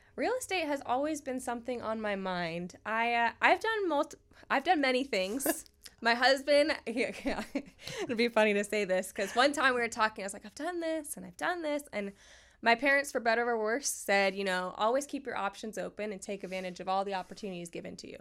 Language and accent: English; North Port, Florida, United States; also born or lived in Sarasota, Florida; I was born and raised in Northport